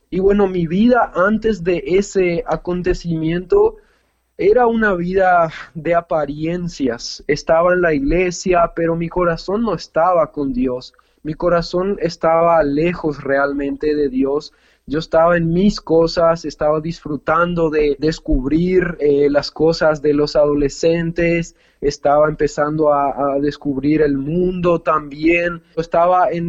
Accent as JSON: {"language": "Spanish", "country": "Paraguay", "tie": "born there", "said": "una hermana que es que nació acá en Paraguay, yo nací en Paraguay también"}